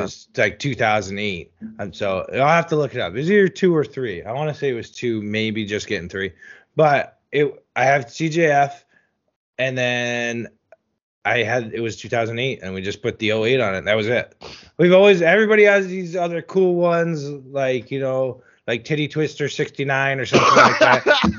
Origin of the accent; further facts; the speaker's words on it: New Jersey, United States; I grew up in New Jersey.